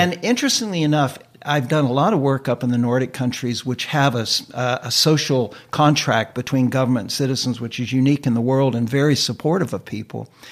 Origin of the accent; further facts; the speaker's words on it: United States; moved away as an adult; now in Vancouver, Canada; I was an immigrant from the United States